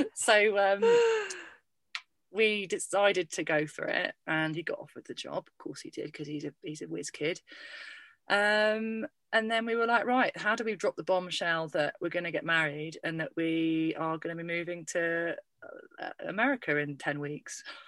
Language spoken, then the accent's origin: English; Lincolnshire, East Midlands, United Kingdom; my hometown